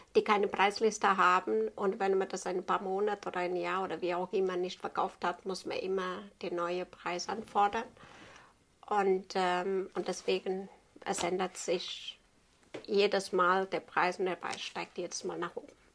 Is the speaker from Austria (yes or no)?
no; Portugal; German is a second language; moved away as an adult; Ich bin gebürtiger Portugies und habe das bei meiner Meisterin noch so gelernt